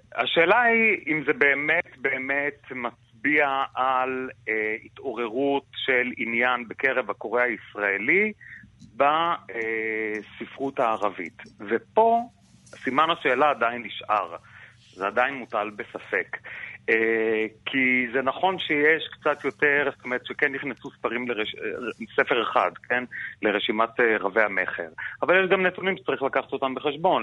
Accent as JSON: {"language": "Hebrew", "country": "Israel", "said": "אנחנו כן, כישראלים"}